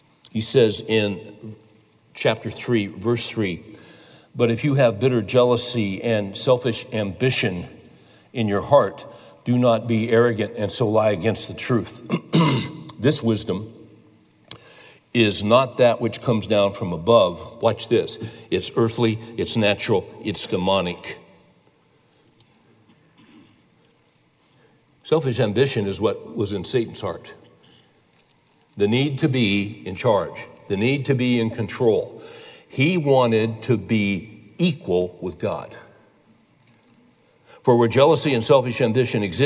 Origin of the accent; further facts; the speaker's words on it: California, United States; I grew up in California